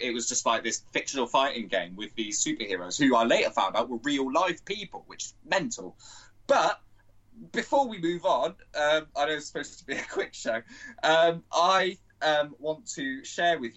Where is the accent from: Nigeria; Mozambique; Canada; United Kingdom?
United Kingdom; we're British